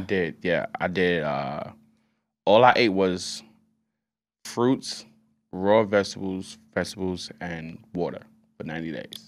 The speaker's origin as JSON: {"language": "English", "country": "United States", "said": "I'm American"}